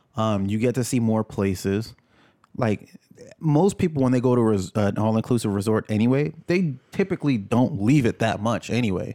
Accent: New York, United States; also born or lived in Jamaica; being a New Yorker

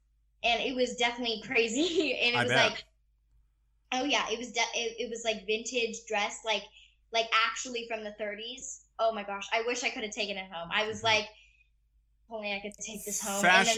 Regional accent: the South, United States; accent: Southern; it's just kind of something that I like to like throw around a little bit with my Southern accent.

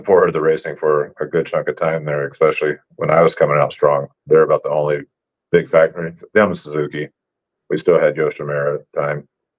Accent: Oklahoma, United States; also born or lived in Las Vegas, Nevada / California; now in Carson City, United States; I'm originally from Oklahoma.

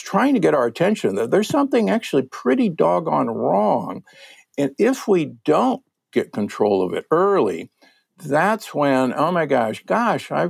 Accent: Omaha, Nebraska, United States; I'm from Omaha, Nebraska, the Corn Huskers

